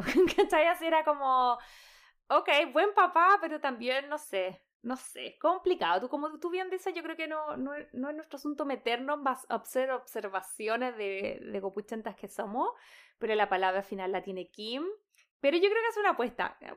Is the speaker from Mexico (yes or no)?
no; Chile; creciendo en Chile